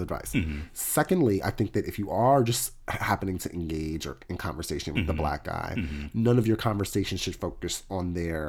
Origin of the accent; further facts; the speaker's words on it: London, United Kingdom; It says in my profile, I'm from London. Like, I'm really going with this whole London